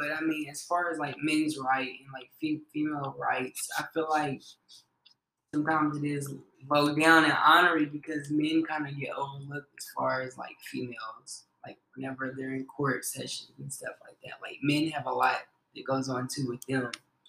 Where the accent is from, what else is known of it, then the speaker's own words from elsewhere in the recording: Henderson, Kentucky, United States; Yeah. Oh, it's a very, very small town in Kentucky. Like I said, it's a very small town. Like, Henderson is like this.